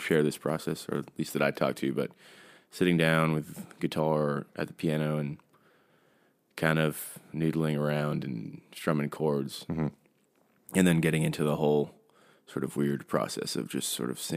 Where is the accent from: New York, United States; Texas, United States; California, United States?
New York, United States; New York City; moved away as an adult; also born or lived in Brooklyn; now in Nashville, United States; I was born and raised in New York and grew up in and around the city